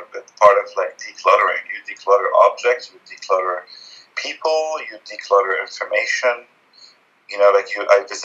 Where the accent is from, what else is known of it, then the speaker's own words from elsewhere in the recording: Lebanon; I grew up in Lebanon in the 70s during the Civil War